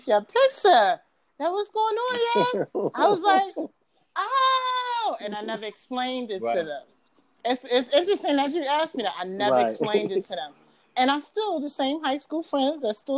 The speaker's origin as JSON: {"language": "English", "town": "New York City", "region": "New York", "country": "United States", "accent": "Bronx New Yorker", "said": "I sound like a real Bronx New Yorker"}